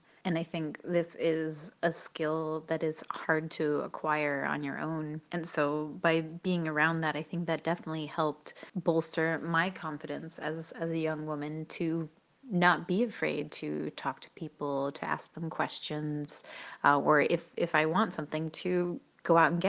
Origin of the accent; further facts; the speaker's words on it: Maine, United States; now in Freiburg, Germany; We'll say I'm from Maine, and I currently live in Freiburg, Germany.